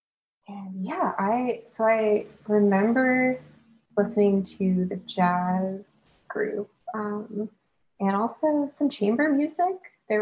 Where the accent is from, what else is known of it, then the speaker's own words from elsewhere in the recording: outside of Pittsburgh, Pennsylvania, United States; moved away as an adult; now in Columbus, United States; I grew up about 40 minutes outside of Pittsburgh, and then for high school moved closer to the city, and then stayed in the city for college as well